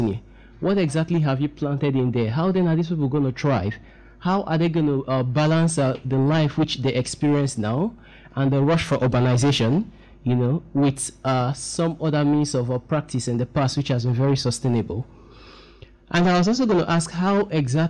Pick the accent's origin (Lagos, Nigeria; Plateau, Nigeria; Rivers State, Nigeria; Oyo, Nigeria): Rivers State, Nigeria; Port Harcourt; I come from Port Harcourt myself